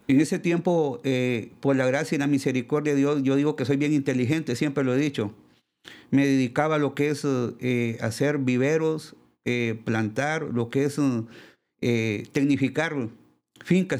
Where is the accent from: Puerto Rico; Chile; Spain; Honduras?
Honduras; Lepaera, Lempira; yo soy de Le, Paguera Lempira, eh, somos, yo soy el primogénito de, la familia